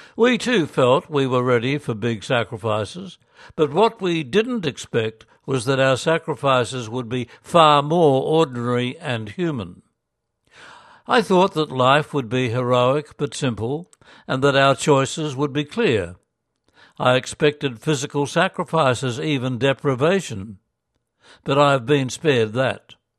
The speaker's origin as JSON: {"language": "English", "town": "Gympie", "region": "Queensland", "country": "Australia", "tie": "born or raised there", "also_born_or_lived": "Korea / Ireland / Essendon", "moved": "yes", "said": "my hometown, Gympie"}